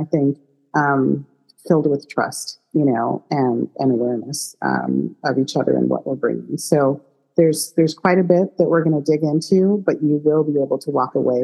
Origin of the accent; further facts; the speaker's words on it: Chicago, Illinois, United States; moved away; It is my hometown